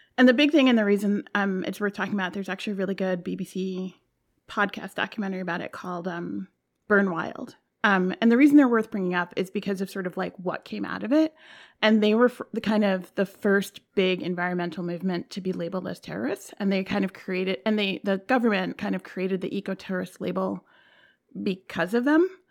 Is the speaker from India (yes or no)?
no; New York, United States; I'm from New York, I'm in New York now